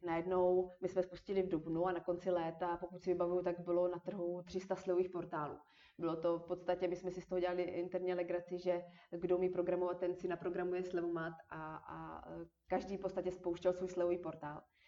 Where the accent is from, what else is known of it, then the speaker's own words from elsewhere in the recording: Moravia, Czechia; moved away as an adult; also born or lived in Olomouc / Prague; protože já jsem studovala v Olomouci a jsem z Moravy.